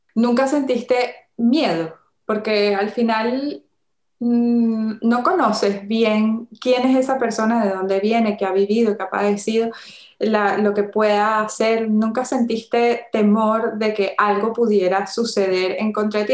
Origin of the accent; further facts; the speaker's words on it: Venezuela; yo soy de Venezuela